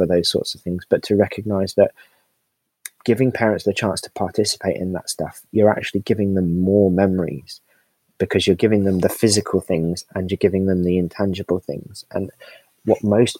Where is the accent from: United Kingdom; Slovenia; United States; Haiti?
United Kingdom; we're British